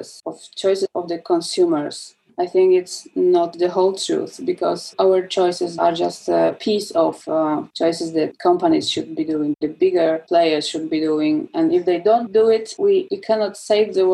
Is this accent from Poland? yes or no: yes; southern Poland, Poland; I'm from Poland. I was born in Poland and I spent my childhood in southern Poland, in a small town surrounded by woods.